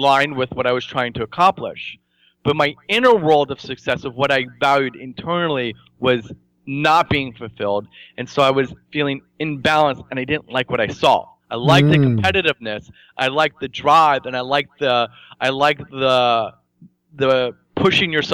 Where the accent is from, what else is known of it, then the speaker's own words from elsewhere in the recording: New Jersey, United States; growing up in New Jersey